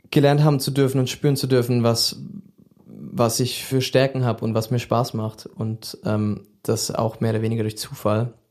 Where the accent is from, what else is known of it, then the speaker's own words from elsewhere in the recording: Switzerland; Ich habe recht spät Abi gemacht, weil ich bin in der Schweiz aufgewachsen. Die Schulsysteme sind sehr unterschiedlich